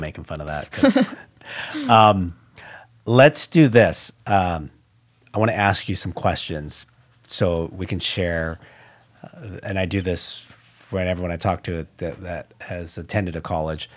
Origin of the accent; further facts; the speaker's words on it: Orange County, California, United States; I, I'm from Orange County